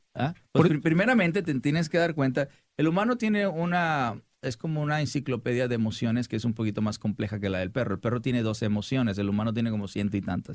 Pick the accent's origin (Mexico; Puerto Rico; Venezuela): Mexico; Sinaloa; como decimos los, los sinaloenses